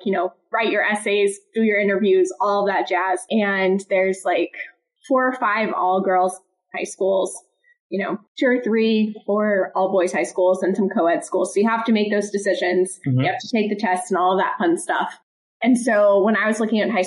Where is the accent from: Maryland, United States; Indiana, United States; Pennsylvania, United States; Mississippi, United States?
Maryland, United States; Kensington; also born or lived in Wheeling, West Virginia; I grew up in Kensington, Maryland, which is a suburb of Washington, D.C., and I grew up my entire life there.